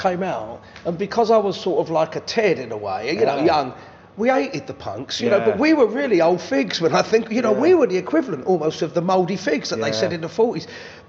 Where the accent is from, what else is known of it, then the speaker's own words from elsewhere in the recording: London, United Kingdom; And I grew up in London. And what you said is right. I grew up on a council estate in Ladbroke Grove.